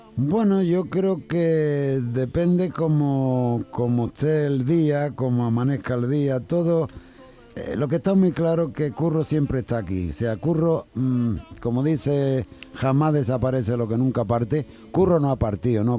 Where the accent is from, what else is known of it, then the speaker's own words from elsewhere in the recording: Jerez de la Frontera, Andalusia, Spain; el día 6 de agosto en mi tierra, en el Festival del Tío Pepe